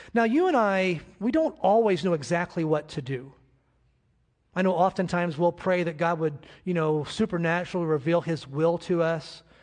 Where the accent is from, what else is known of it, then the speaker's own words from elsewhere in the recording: United States; I'm an American